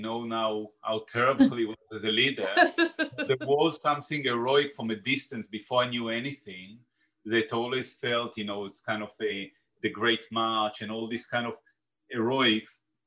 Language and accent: English; Israel; now in London, United Kingdom; I am from Israel